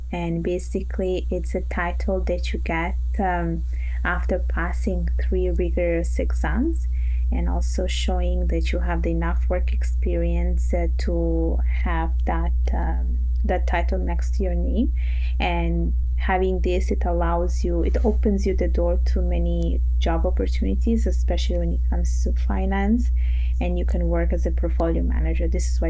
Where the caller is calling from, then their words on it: Montreal, Quebec, Canada; I'm connected from Montreal.